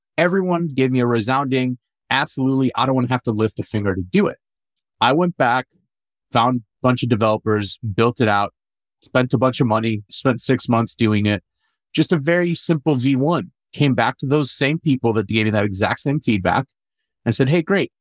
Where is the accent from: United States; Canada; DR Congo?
United States; St. Louis, Missouri; also born or lived in Amman, Jordan; So I was born in Jordan, born in Amman, Jordan, raised in St. Louis